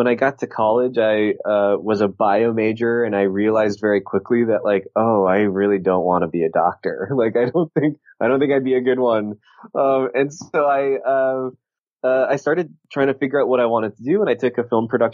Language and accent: English; Southern California, United States; I grew up in Southern California